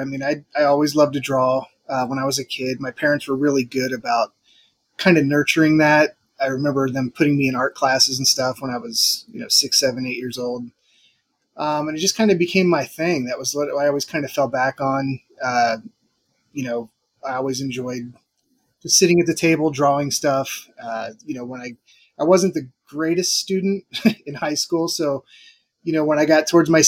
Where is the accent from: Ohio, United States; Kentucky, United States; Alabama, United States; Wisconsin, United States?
Ohio, United States; Dayton; also born or lived in Florida; now in Southern California, United States; Born and raised in Dayton, Ohio. Spent about 17 years in Florida, and then we moved out west.